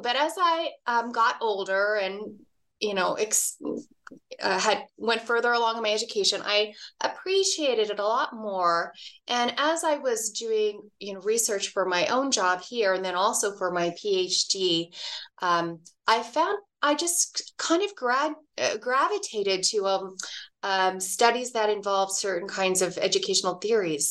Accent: Dallas, Texas, United States; now in Reno, United States; I grew up in Dallas, Texas

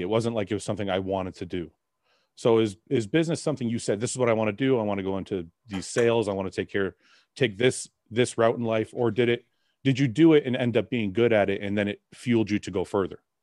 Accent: Canada; my parents left Lebanon because of war and we came I was born in Canada though

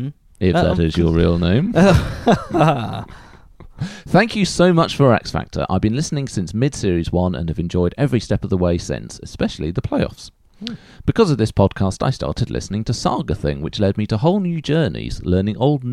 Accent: Denmark; I come from Denmark.

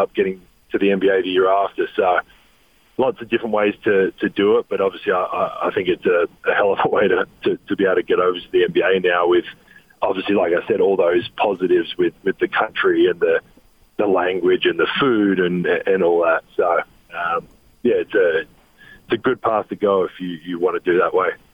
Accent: Adelaide, South Australia, Australia; moved away as an adult; also born or lived in Europe; now in Salt Lake City, United States; Adelaide, my hometown

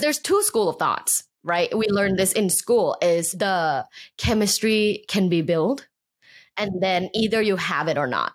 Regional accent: Bangkok, Thailand; moved away; also born or lived in Los Angeles; I grew up in Bangkok, Thailand

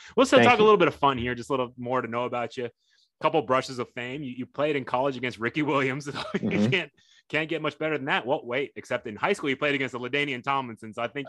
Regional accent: Tokyo, Japan; born there; my mom's Japanese. I was born in Tokyo. You know, my dad was in the military, and that's how he's mm-hmm. ended up in Japan. So I was born there.

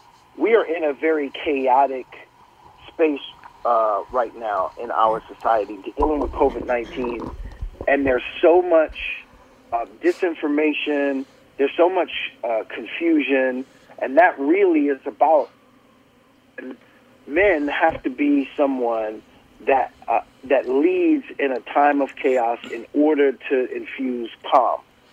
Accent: Brooklyn, New York, United States; I grew up in Brooklyn, not the gentrified one that looks very Disney-like now

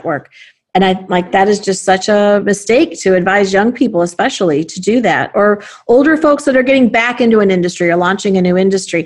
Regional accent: Chicago, Illinois, United States; as a Chicagoan, as a CEO, and as a woman.

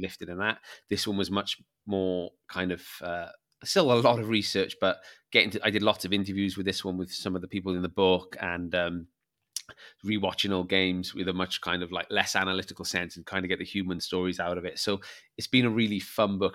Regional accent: Barry, Wales, United Kingdom; I came from Barry and played rugby, my mini rugby team.

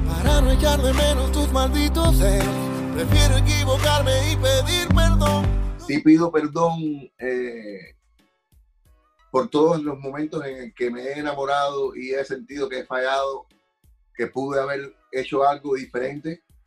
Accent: Havana, Cuba; moved away; el barrio de, Belén, donde yo nací.

